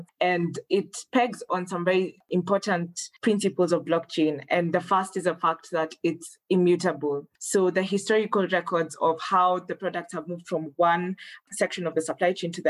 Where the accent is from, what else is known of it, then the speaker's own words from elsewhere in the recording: Kenya; moved away as an adult; now in Rwanda; I'm Kenyan, but I'm currently studying at the African Leadership University in Rwanda